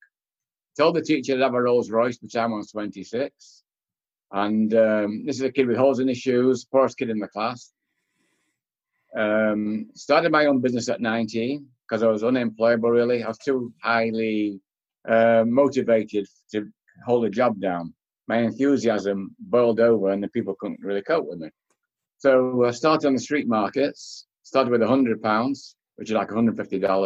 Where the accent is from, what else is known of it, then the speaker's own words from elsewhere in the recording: Manchester, North West England, United Kingdom; moved away; I was born in Manchester, England, 1945, end of the war. A corner row house, no running hot water, outside toilet. People said it was poverty. Nobody ever told me I was poor. So for 19 years, I guess that was my palace. I used to play out in the street